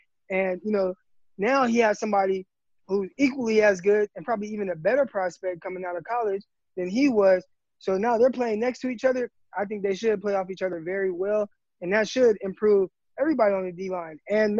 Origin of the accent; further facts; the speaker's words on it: Stockton, California, United States; We're both from Stockton